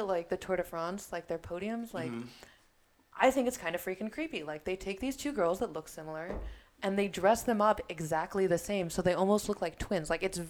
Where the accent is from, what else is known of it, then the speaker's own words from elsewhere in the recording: San Diego, California, United States; I'm from California, I'm from San Diego.